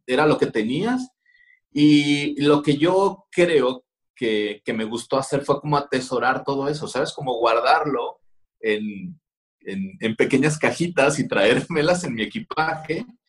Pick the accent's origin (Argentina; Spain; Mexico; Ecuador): Mexico; Culiacán, Sinaloa; yo soy nacido tal cual en Culiacán, Sinaloa. Soy de la orgullosa colonia Díaz Ordaz